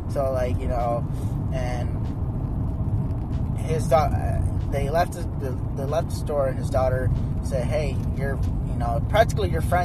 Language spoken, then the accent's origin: English; Phoenix, Arizona, United States; now in Oregon, United States; I'm from Phoenix, Arizona, and I'm born and raised, so I'm an Arizona native.